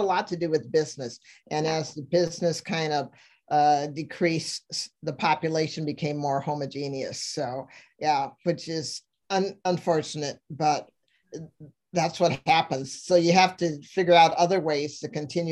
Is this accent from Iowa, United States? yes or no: yes; Mason City, Iowa, United States; now in Nebraska, United States; I was born and raised in Mason City, Iowa, Meredith Wilson's hometown